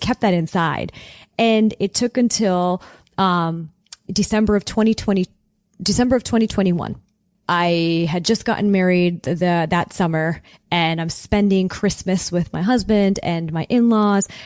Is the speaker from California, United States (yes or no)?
yes; Southern California, United States; growing up in Southern California